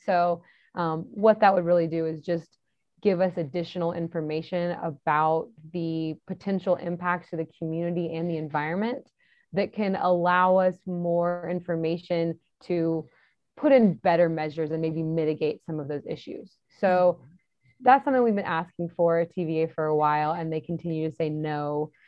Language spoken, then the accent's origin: English; Texas, United States; I'm from Texas